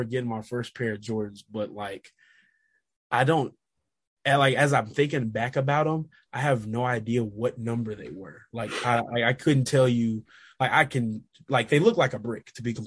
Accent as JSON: {"language": "English", "town": "Little Rock", "region": "Arkansas", "country": "United States", "tie": "born or raised there", "moved": "yes", "said": "growing up in Little Rock"}